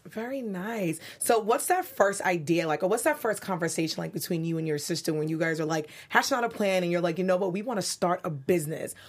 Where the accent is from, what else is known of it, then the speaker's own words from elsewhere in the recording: New York City, New York, United States; now in Los Angeles, United States; I'm from Brooklyn, as I tell you guys all the time, 'cause that's what New Yorkers do.